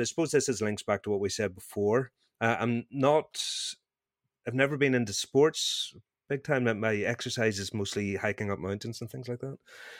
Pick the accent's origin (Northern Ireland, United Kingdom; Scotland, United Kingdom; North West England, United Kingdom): Northern Ireland, United Kingdom; accent: Northern Irish; I feel like I should potentially lean into my Northern Irish accent here